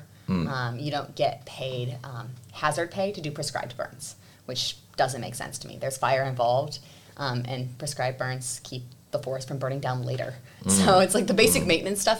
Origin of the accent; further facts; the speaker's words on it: Washington, United States; now in Australia; I'm from Washington State, and my first job was as a wildland firefighter